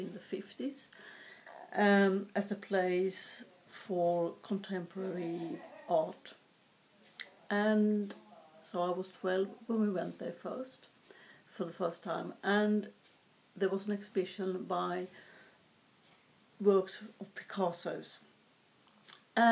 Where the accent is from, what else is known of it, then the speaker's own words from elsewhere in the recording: southern Sweden, Sweden; moved away; I was born in Sweden, which is a long time ago, it feels like, and far away as well. I was born up in the north part of the country, but as a four-year-old, we moved south to a fairly densely populated area